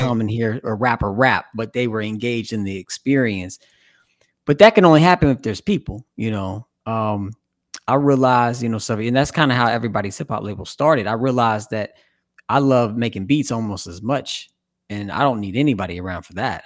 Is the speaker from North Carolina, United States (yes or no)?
no; Evansville, Indiana, United States; now in Cincinnati, United States; growing up in the Midwest, I'm originally from Evansville, Indiana. I've been in Cincinnati now for, like, twenty years